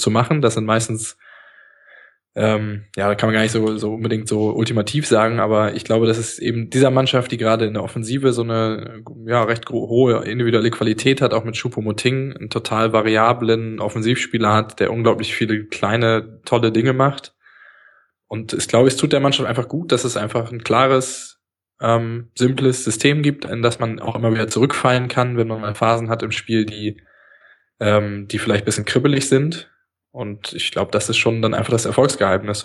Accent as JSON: {"language": "German", "region": "Berlin", "country": "Germany", "said": "Ich bin Berliner."}